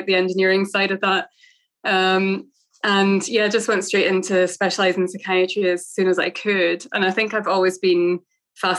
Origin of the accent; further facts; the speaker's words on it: Scotland, United Kingdom; also born or lived in Northern Ireland / United States; I was born in Northern Ireland, but have never really lived there, although I have a lot of family there. And I actually lived out in the US. My parents commuted over, they emigrated over there when I was a baby. And I remember being at kindergarten, and then we moved to Scotland when I was about six.